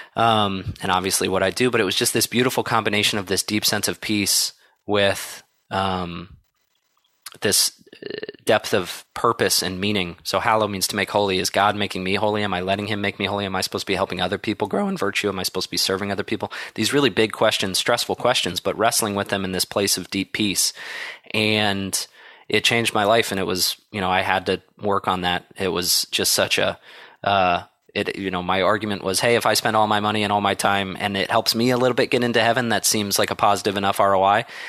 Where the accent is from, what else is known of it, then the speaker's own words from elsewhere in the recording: Columbus, Ohio, United States; moved away as an adult; also born or lived in South Bend, Indiana / Chicago, Illinois; I grew up in Columbus, Ohio